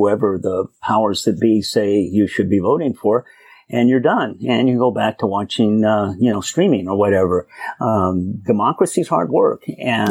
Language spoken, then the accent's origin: English; Sierra Nevada, California, United States; I grew up in Trump country, grew up in the Sierra Nevadas in a small logging town.